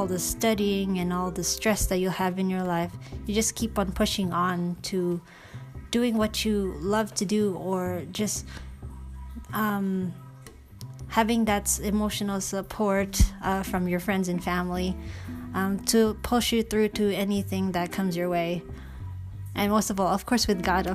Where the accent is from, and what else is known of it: New York City, New York, United States; born or raised there; first language English; moved away as an adult; now in Philippines